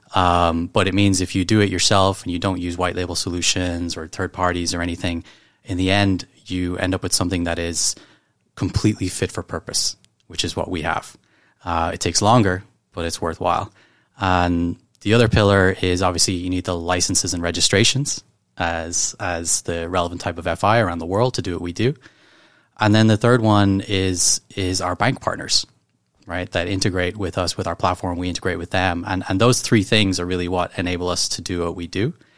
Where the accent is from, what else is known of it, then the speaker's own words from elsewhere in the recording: Ireland; moved away as an adult; now in Hong Kong; I'm from Ireland